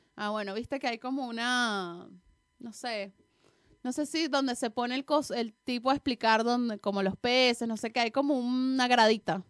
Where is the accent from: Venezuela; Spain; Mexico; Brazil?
Venezuela; nosotras, las venecas